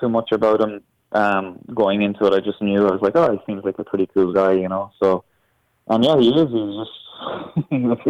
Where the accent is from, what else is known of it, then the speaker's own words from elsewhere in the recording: Ireland; moved away as an adult; now in Canada; I'm Irish. I'll always be Irish.